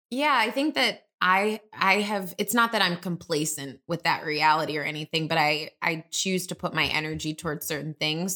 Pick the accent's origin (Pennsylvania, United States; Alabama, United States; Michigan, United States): Michigan, United States; Detroit; moved away as an adult; now in Chicago, United States; I'm originally from Detroit. three one three, I'll have that area code till the day